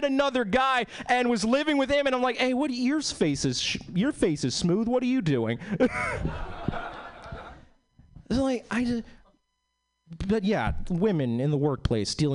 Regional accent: East Coast, United States; now in Seattle, United States; I was born and bred in the East Coast.

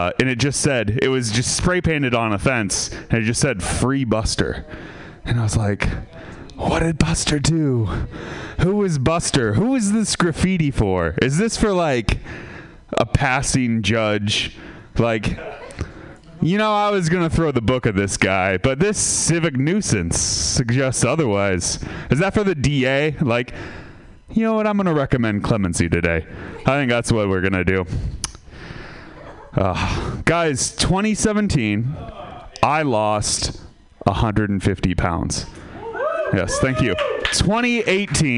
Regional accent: Sebastopol, California, United States; I'm from Sebastopol

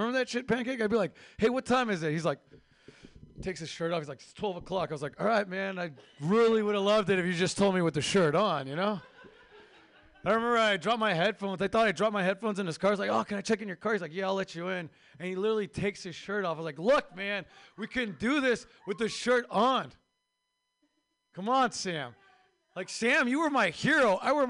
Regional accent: Turkey; I am from Turkey.

